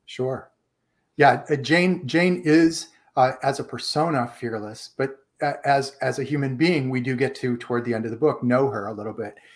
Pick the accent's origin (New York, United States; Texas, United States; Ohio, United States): Ohio, United States; moved away as an adult; also born or lived in Washington, D.C.; I am from Ohio.